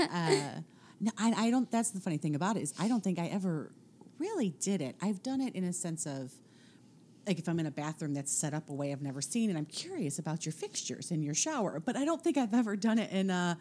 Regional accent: England, United Kingdom; Yes, being English. So we are both.

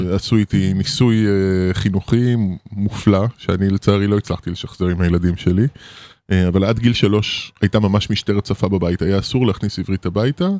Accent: Israel; Hebrew is a second language; also born or lived in Paris, France; גדלנו בקיבוץ

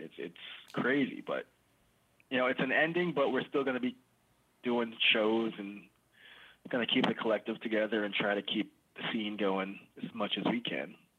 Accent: New York City, New York, United States; I grew up in East New York, like way out east

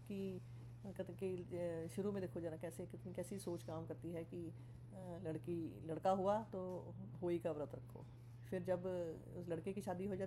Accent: Punjab, India; मुझे तो बचपन से ही मतलब बहुत बुरी लगती थी कि जैसे लोहड़ी सेरामनी होती है जैसे हम पंजाबी हैं

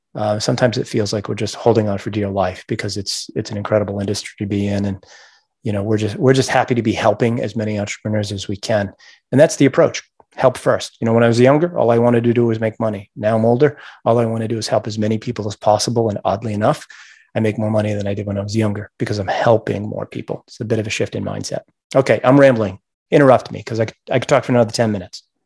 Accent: Gardiner, Maine, United States; I grew up in Maine

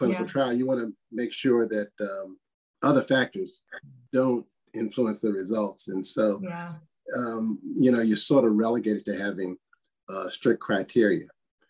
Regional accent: Washington, District of Columbia, United States; Yeah, I am a native Washingtonian. Not many of us are around here, but born and raised in this area.

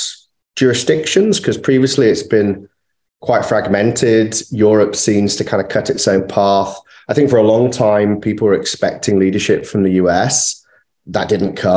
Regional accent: United Kingdom; as a Brit

